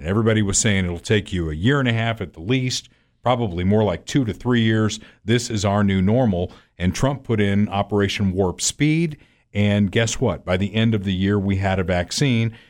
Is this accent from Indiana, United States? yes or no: yes; Evansville, Indiana, United States; moved away as an adult; also born or lived in Hartford, Connecticut; now in Kansas City, United States; I grew up in Evansville, Indiana, which is one of the friendliest communities in the world